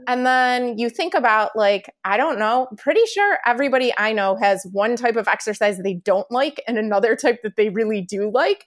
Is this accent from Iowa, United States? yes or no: no; Chicago, Illinois, United States; moved away; also born or lived in New York; I'm from Chicago